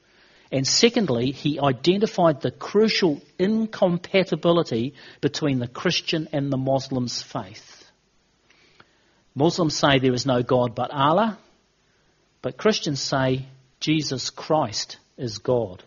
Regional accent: New Zealand; In New Zealand, we

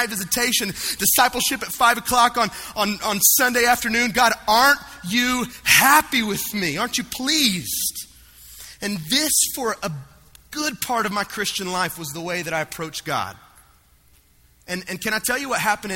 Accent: the South, United States; I grew up right here in the South

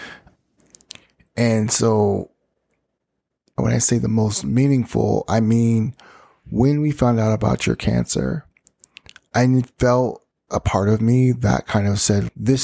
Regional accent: Ogden, Utah, United States; moved away; also born or lived in New York City / Miami; I'm from Ogden, Utah.

